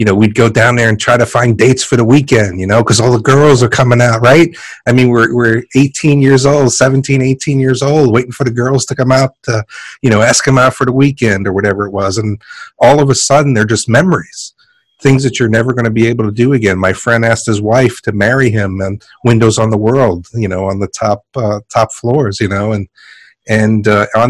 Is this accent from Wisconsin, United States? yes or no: no; New York City, New York, United States; for me, I grew up in New York City, and I'm always showing homage to the city I grew up